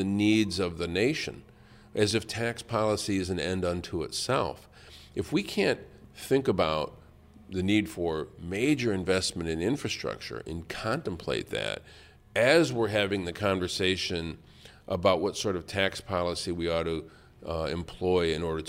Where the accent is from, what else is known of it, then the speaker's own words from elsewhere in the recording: Flint, Michigan, United States; Flint. I have my differences with this administration, but when it comes time to fight for my hometown